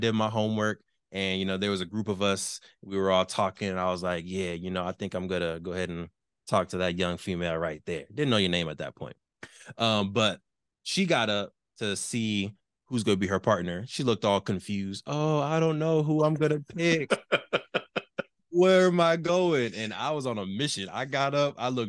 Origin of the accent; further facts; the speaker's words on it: Canoga Park, California, United States; also born or lived in Tarzana / Seattle; I've spent most of my life in the San Fernando Valley around the Canoga Park area, Winneka area. Spent a little bit of my life in Tarzana for elementary school. Lived in Seattle for, I think, a year or 2 years when I was young